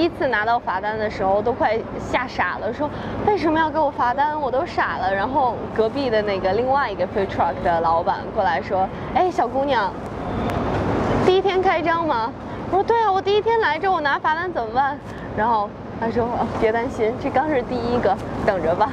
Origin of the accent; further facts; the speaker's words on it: China; 我们中国人